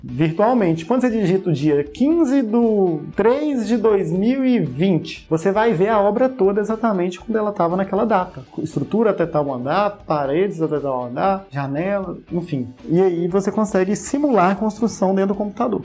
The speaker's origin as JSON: {"language": "Portuguese", "town": "Ipatinga", "region": "Minas Gerais", "country": "Brazil", "tie": "born or raised there", "said": "em Patinga, é, na minha cidade natal"}